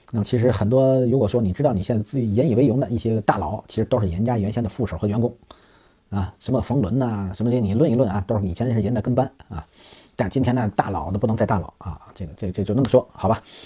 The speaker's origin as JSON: {"language": "Chinese", "country": "China", "said": "我们中国人"}